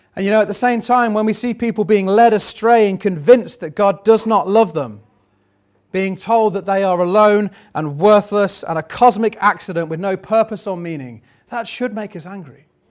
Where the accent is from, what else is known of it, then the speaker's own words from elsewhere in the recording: United Kingdom; we're still British